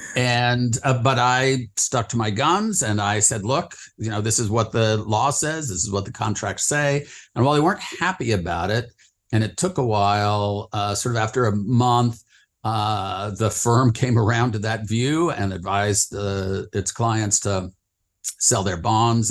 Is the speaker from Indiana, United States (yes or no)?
no; northern Utah, United States; moved away as an adult; also born or lived in San Francisco / New York / Washington / London; grew up in the West, uh, mostly in, uh, Utah, uh, in a little town in northern Utah